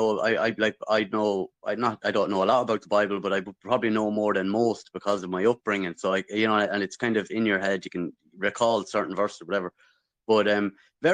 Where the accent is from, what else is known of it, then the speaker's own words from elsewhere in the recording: Midlands, Ireland; Southern Irish. I'm from the Midlands. I grew up pretty well. I was in the town, but we're rural.